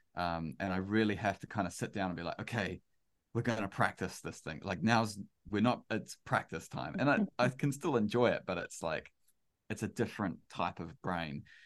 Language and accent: English; New Zealand; I'm a Kiwi